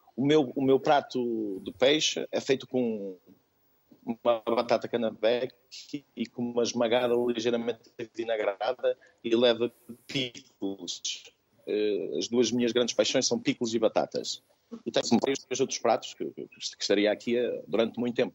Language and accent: Portuguese; Chaves, Norte, Portugal; sou de Chaves, sou de uma pequena aldeia e nós somos produtores de batata.